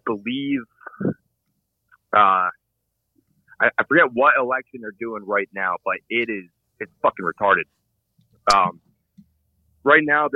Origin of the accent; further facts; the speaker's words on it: Allentown, Pennsylvania, United States; now in Poconos, United States; I grew up around Allentown